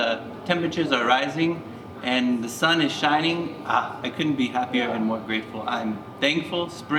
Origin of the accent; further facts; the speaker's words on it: United States; moved away as an adult; now in South Africa; as you can tell by my accent, I'm from America. And when I moved to Africa